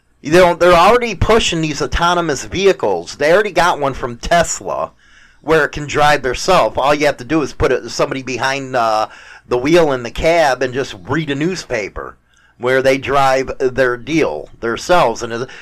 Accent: Wisconsin, United States; So, hey, I'm from Wisconsin, motherfucker. I don't need those plates.

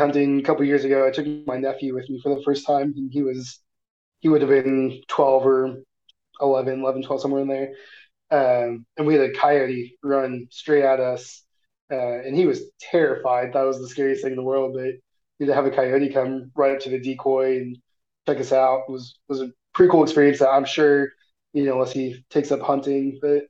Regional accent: Missouri, United States; Like growing up in Missouri, there's foxes all over the place, but you never see them.

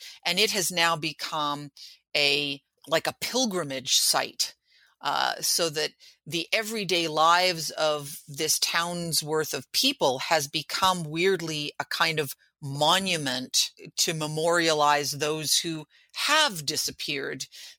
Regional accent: New York City, New York, United States; And I can tell you that, like, you know, as a New Yorker, I have never been to the 9/11 museum.

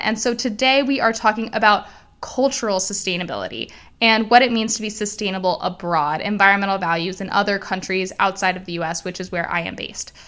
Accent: Miami, Florida, United States; I am Cuban. I was born and raised in Miami, Florida

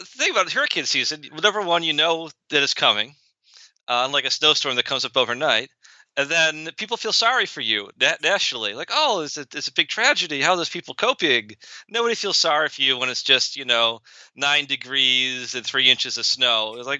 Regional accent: Buffalo, New York, United States; moved away as an adult; now in Orlando, United States; I grew up in Western New York in the Buffalo area, where I did my undergraduate at Niagara University and my PhD at the University of Buffalo. And I've lived down here in the South for, I think, 9 years now

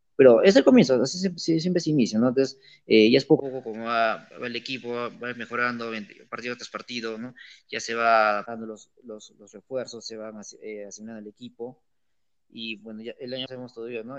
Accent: Arequipa, Peru; Como buen arequipeño.

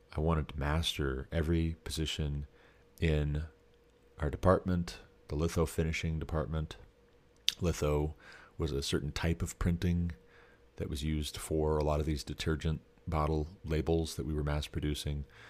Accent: Montana, United States; I'm from Montana

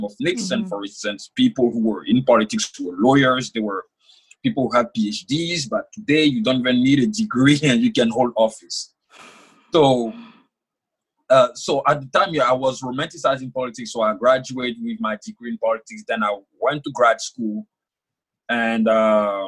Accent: Côte d’Ivoire; first language French; English is a second language; moved away as an adult; now in United States; I was born and raised in Ivory Coast, West Africa.

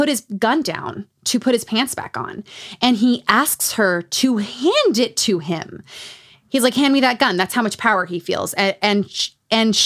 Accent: Utah, United States; Growing up in Utah.

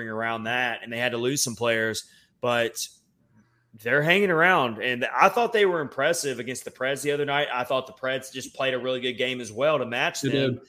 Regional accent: Southern Tennessee, United States; accent: Southern Tennessee; my Southern Tennessee accent's coming out in me

